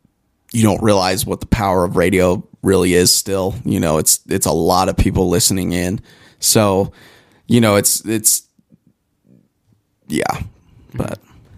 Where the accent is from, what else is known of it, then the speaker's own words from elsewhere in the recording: Pueblo, Colorado, United States; I'm from Pueblo.